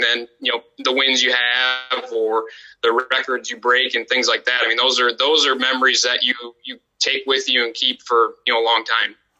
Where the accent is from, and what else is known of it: Dubuque, Iowa, United States; born or raised there; moved away as an adult; also born or lived in Waverly, Iowa (Wartburg)